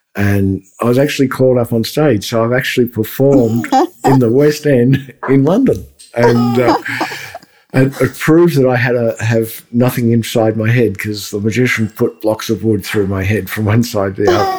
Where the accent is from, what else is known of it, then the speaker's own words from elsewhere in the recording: Melbourne, Victoria, Australia; my hometown, Melbourne, Australia